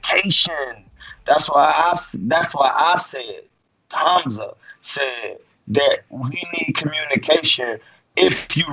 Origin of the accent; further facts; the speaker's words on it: Alabama, United States; I'm from Alabama. My family from Alabama too. They from Union Springs